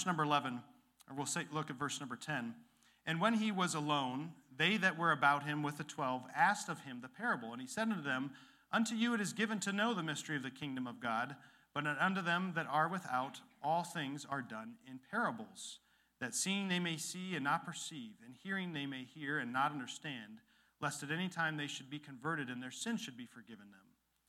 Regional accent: Illinois, United States; And where I grew up after Dad got out of the military, there was where the Rock River dumps into the Mississippi, one of the most fertile valleys in the world

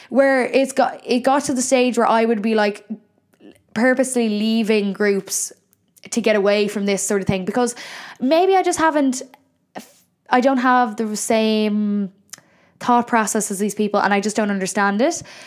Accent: Ireland; Why am I putting on an Irish accent when I'm Irish

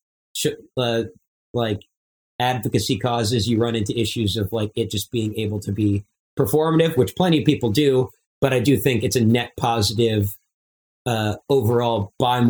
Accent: Long Island, New York, United States; growing up on Long Island myself

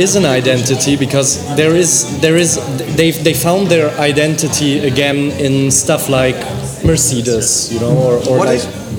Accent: Frankfurt, Hesse, Germany; I lived 18 years of my life, and I'm 19 right now, in Germany

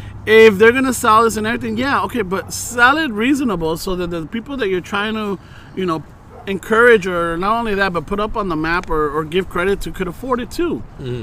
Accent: Los Angeles, California, United States; first language Spanish; English is a second language; Look, we grew up in this area. We grew up in South Central. We grew up wherever it was.

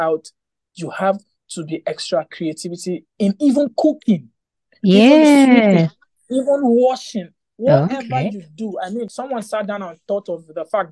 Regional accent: Port Harcourt, Rivers State, Nigeria; I'm from Port Harcourt.

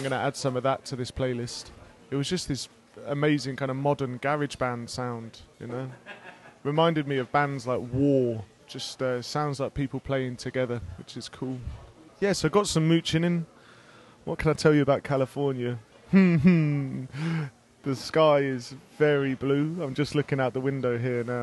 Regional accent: England, United Kingdom; I'm just an English dude

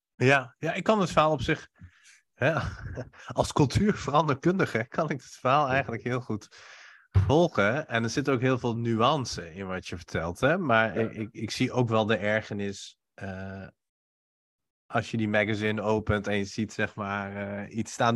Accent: Iran; now in Netherlands; ik kom oorspronkelijk uit Iran

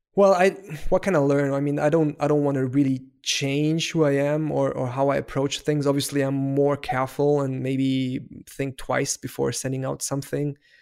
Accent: Heidelberg, Baden-Württemberg, Germany; first language German; English is a second language; I was raised in Heidelberg, so that's in southern part of Germany

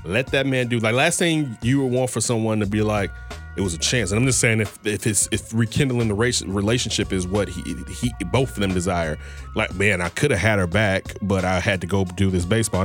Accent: Chicago, Illinois, United States; being a Chicagoan

